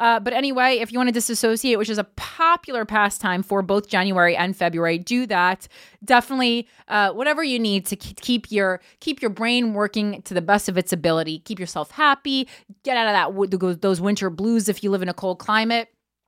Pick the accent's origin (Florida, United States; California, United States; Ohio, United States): Florida, United States; I'm from South Florida.